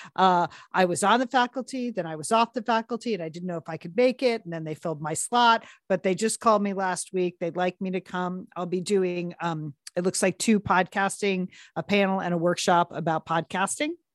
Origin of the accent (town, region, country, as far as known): Southport, Connecticut, United States; born or raised there